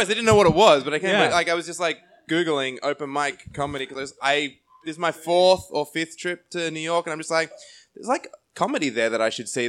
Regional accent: Australia; also born or lived in New Zealand / London; I was born in New Zealand at 6 weeks old. I moved to Australia.

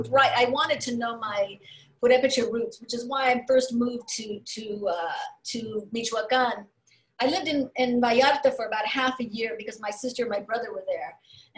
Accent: Sacramento, California, United States; moved away as an adult; also born or lived in Mexico / Santa Cruz, California / Southern Oregon; Growing up in Sacramento, California, when I did it, we were the Mexican family

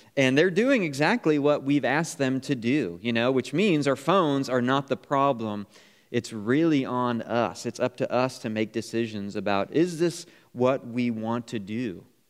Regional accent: Niagara Falls, New York, United States; I grew up on Niagara Falls Boulevard, right down the street from Niagara Falls

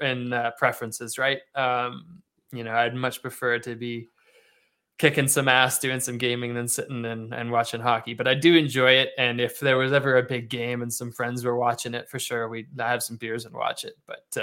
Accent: Australia; accent: Canadian; also born or lived in Canada; So I grew up in Australia for 20 years, like I mentioned, but even my whole time down there, I had a Canadian accent.

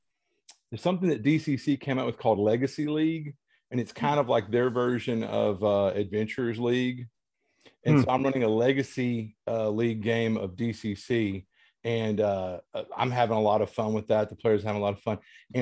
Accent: Louisiana, United States; now in East Texas, United States; I'm from Louisiana and that's where he's at. And I live in here in East Texas.

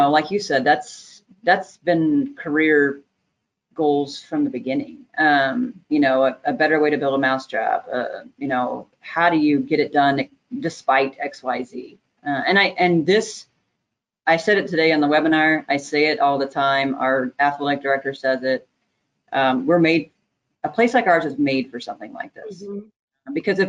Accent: Texas, United States; moved away as an adult; now in Northern Illinois, United States; I'm originally from Texas

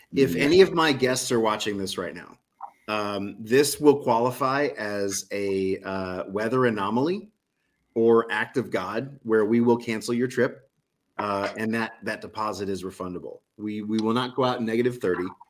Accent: New Orleans, Louisiana, United States; I'm from New Orleans

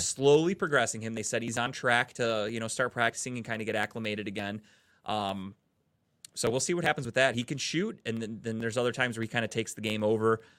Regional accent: Cleveland, Ohio, United States; I'm from, we're from Cleveland

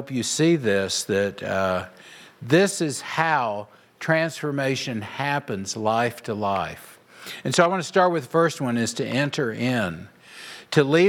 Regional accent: Oklahoma, United States; moved away as an adult; now in Nebraska, United States; I moved from Oklahoma to Nebraska

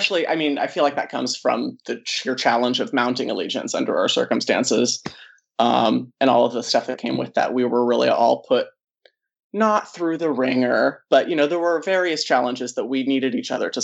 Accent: Castro Valley, California, United States; moved away as an adult; also born or lived in Irvine, California; now in Los Angeles, United States; I am from the Bay Area, specific to the East Bay. So Oakland adjacent. It's way easier to tell people that I'm from Oakland

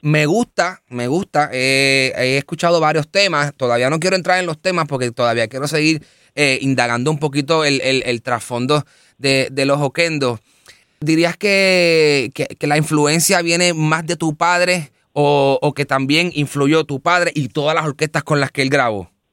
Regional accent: Bayamón, Puerto Rico; moved away; Yo vengo de Bayamón.

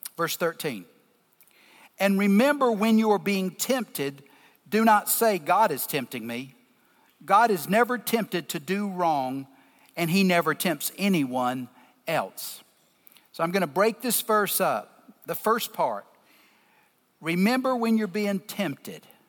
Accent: the South, Southern United States, United States; accent: deep Southern; I'm in my deep Southern accent

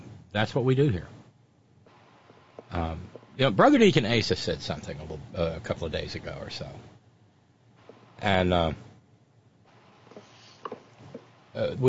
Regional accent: Alabama, United States; I'm from Alabama

